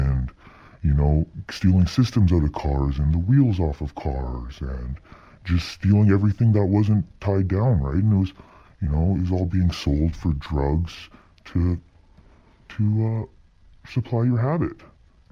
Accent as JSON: {"language": "English", "area": "Lower Mainland", "region": "British Columbia", "country": "Canada", "tie": "born or raised there", "said": "I grew up in the Lower Mainland."}